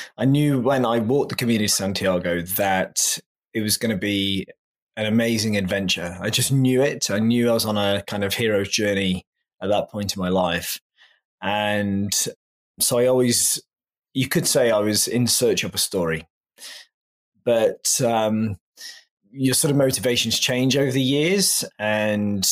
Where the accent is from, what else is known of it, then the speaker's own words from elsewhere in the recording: England, United Kingdom; moved away; I'm originally from England, as your listeners can probably tell from my accent.